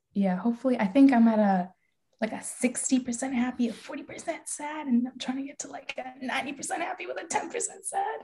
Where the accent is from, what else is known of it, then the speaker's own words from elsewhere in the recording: Calgary, Alberta, Canada; now in Michigan, United States; moving from my hometown to Michigan